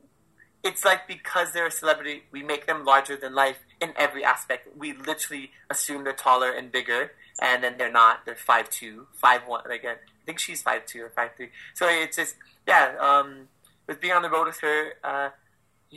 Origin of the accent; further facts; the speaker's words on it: Hawaii, United States; it's my hometown